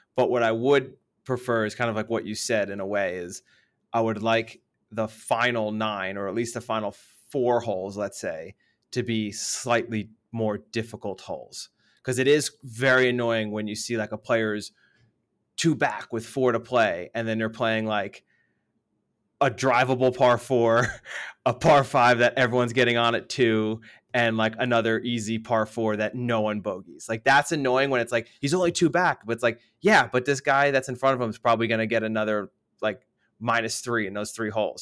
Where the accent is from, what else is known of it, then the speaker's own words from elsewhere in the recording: United States; moved away; being the American there